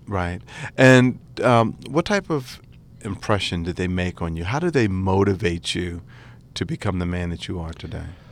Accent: Atlantic City, New Jersey, United States; I'm from Atlantic City, New Jersey

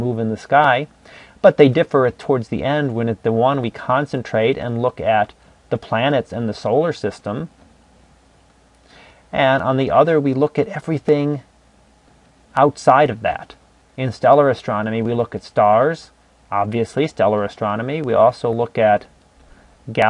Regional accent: Cleveland, Ohio, United States; moved away as an adult; also born or lived in Ann Arbor, Michigan; I was born and raised in Ohio in the Cleveland area. And I lived there through my college years

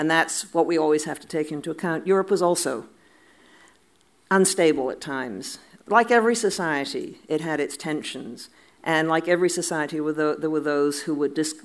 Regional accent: Canada; as I speak as a Canadian

